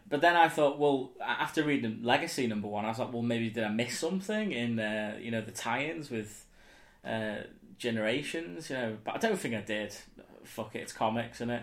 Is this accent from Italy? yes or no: no; Southport, North West England, United Kingdom; in Southport, you know, in my hometown